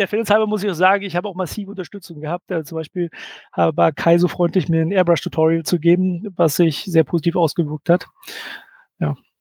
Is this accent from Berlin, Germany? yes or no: yes; Berlin, Germany; Also ich komme aus Berlin